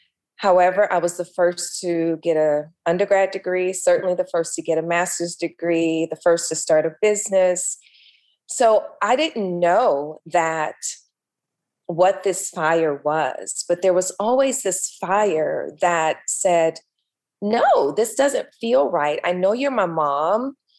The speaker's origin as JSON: {"language": "English", "town": "Los Angeles", "region": "California", "country": "United States", "tie": "born or raised there", "said": "I grew up here in LA."}